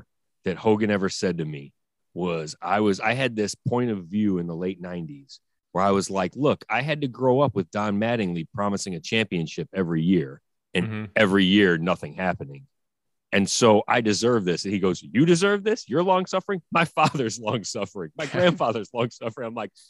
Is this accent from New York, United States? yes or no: yes; Manhattan, New York, United States; But I grew up on the Upper West Side of Manhattan